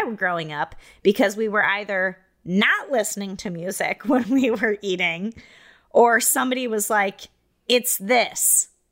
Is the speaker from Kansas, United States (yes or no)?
no; Iowa, United States; moved away as an adult; I grew up in Iowa